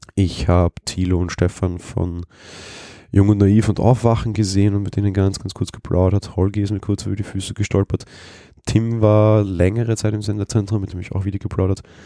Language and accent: German; Vienna, Austria; ich bin Wiener